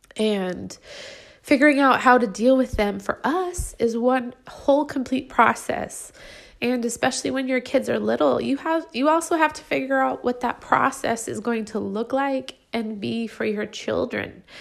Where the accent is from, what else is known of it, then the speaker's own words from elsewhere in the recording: United States; moved away as an adult; also born or lived in Brazil; us Americans in Brazil